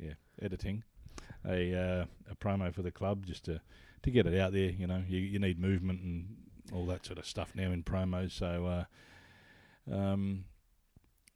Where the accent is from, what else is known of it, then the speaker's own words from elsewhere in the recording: Adelaide, South Australia, Australia; now in Sydney, Australia; I'm originally from Adelaide, so I've got friends there